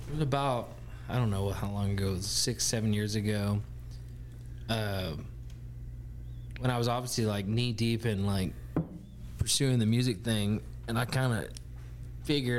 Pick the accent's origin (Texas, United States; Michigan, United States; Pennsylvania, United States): Texas, United States; Henrietta; moved away as an adult; now in Dallas-Fort Worth, United States; the good old boys from where I'm from, Henrietta, Texas